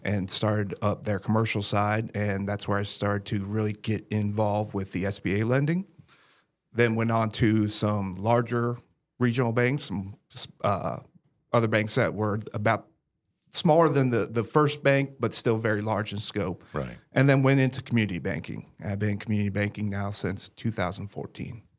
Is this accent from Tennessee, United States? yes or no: no; Brevard County, Central Florida, United States; also born or lived in San Antonio, Texas; I was born and raised here in Central Florida, over in Brevard County